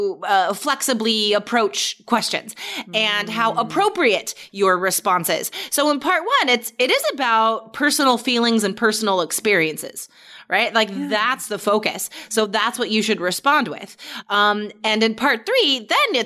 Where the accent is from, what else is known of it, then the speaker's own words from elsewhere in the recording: Carson City, Nevada, United States; there's not much in my hometown, but I guess it's most well known just for being the capital of Nevada and its proximity to Lake Tahoe